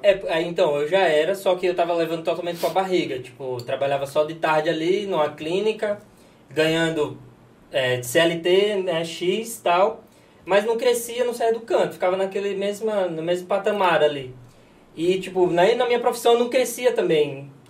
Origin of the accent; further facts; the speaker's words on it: Natal, Rio Grande do Norte, Brazil; accent: nordestino; moved away as an adult; also born or lived in Bento Gonçalves, Rio Grande do Sul; now in Fortaleza, Brazil; eu sou de Natal, né, e aí resolvi morar no Rio Grande do Sul